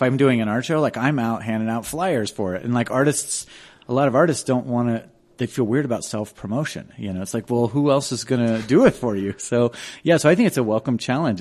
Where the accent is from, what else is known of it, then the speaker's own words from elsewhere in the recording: Denver, Colorado, United States; also born or lived in Boulder, Colorado; I grew up on Hamden and Colorado Boulevard